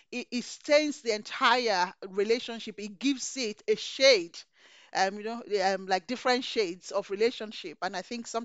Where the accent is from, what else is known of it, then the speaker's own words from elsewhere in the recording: Nigeria; So growing up in Nigeria, my father didn't let me go queue up to welcome a governor.